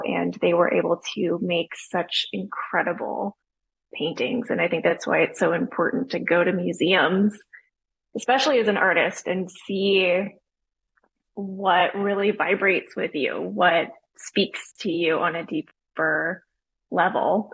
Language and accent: English; Austin, Texas, United States; now in Charleston, United States; I grew up in Austin, Texas